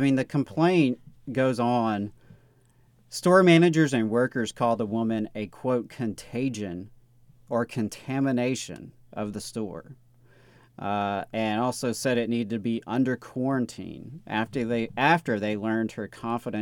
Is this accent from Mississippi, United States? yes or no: yes; Mississippi, United States; now in Alabama, United States; I am originally from Mississippi, though at this point I've been in Alabama longer than I was in Mississippi, but still, that's still home for me.